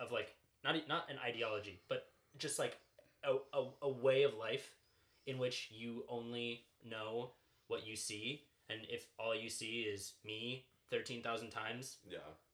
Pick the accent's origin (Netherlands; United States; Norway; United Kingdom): United States; Long Island, New York; moved away